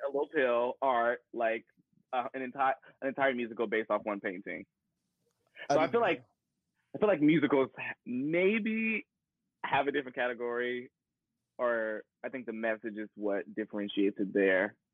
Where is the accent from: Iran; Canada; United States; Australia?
United States; Paducah, Kentucky; moved away; also born or lived in Ball State University, Indiana; I am from the Midwest, little old town called Paducah, Kentucky